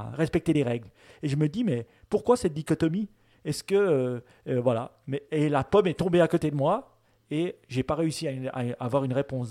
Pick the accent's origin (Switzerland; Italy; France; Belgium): Switzerland; nous, en tant que Suisse